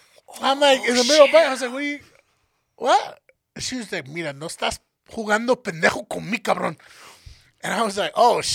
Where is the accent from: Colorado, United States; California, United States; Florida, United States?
Colorado, United States; Denver; even though we're from Colorado, we're not mountainous. We weren't going up to the mountains. We fucking lived in the city.